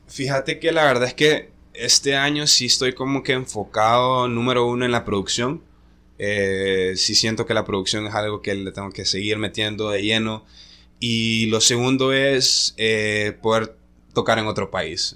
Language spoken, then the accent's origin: Spanish; La Ceiba, Atlántida, Honduras; also born or lived in Tegucigalpa; yo nací en Tegucigalpa, pero resido en La Ceiba. Desde, desde muy pequeño vivo ahí